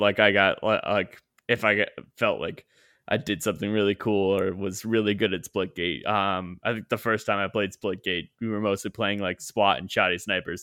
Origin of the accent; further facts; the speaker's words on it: Canada; I am Canadian